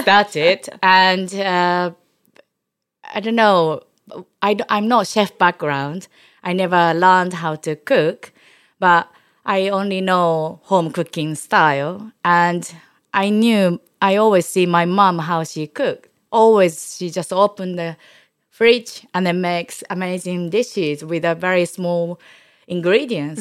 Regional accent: Osaka, Japan; English is a second language; moved away as an adult; now in London, United Kingdom; I brought up in Osaka

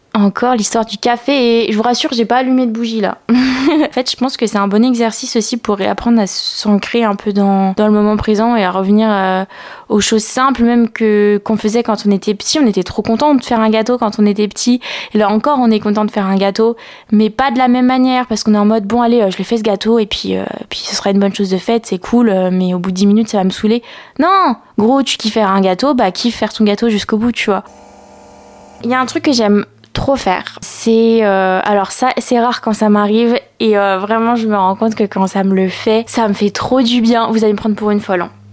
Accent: Picardy, Hauts-de-France, France; now in Lyon, France; là où j'ai grandi, enfin où on a grandi avec Nastasia, c'est euh, en Picardie.

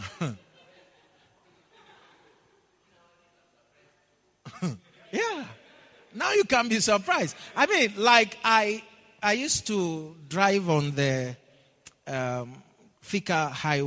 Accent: Ghana; moved away; where I come from

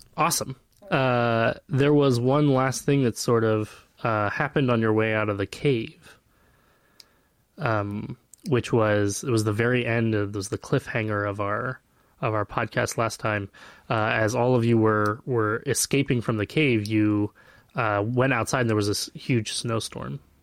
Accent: Flagstaff, Arizona, United States; I grew up in Flagstaff, Arizona, and, and it snows every year

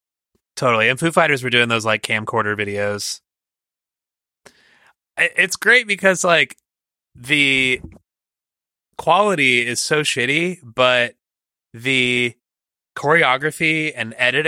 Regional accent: Lowestoft, East of England, United Kingdom; possibly because we're from Lowestoft in Suffolk, which is a fishing town.

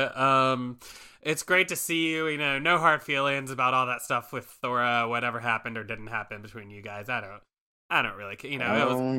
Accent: Baton Rouge, Louisiana, United States; accent: Bakersfield, California; And, yeah, and of course, I'm from the Bayou area of Baton Rouge, Louisiana.

